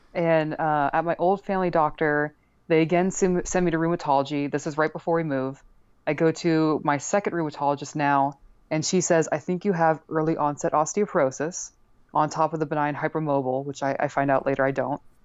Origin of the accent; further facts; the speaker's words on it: Northeast, United States; moved away; also born or lived in Texas; I'm from the Northeast